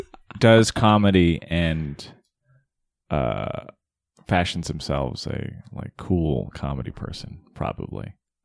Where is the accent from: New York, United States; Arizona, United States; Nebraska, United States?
Arizona, United States; See, I'm from Arizona.